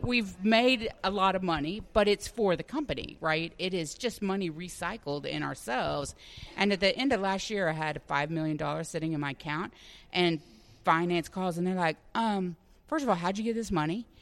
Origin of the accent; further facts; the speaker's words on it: Dallas, Texas, United States; also born or lived in Chicago; now in Orlando, United States; I am from Dallas originally